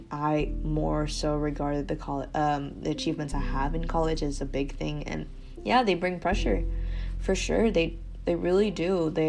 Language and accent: English; Malaysia; Yeah, Malaysians deeply concern themselves with golf. Like, I think the Malaysian national team just does a great job of exposing us to different tournaments.